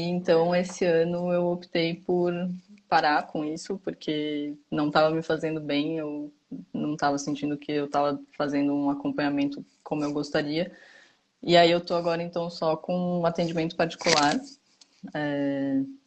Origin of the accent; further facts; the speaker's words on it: São Paulo, Brazil; moved away as an adult; now in Campinas, Brazil; eu sou de São Paulo originalmente, aí fui fazer faculdade em Campinas e optei por ficar em, em Campinas